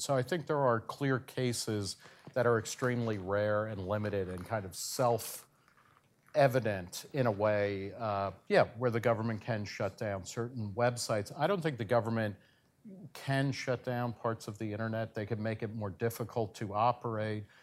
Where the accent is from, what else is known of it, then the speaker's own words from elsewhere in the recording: New Jersey, United States; my home state of New Jersey